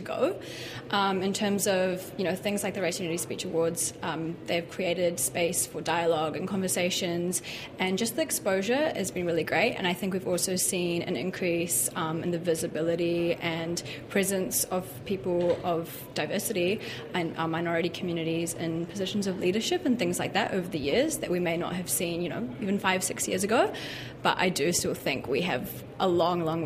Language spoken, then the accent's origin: English; Wellington, New Zealand; also born or lived in Auckland; we moved to Wellington when I was only a year old. So I've lived in Wellington my whole life.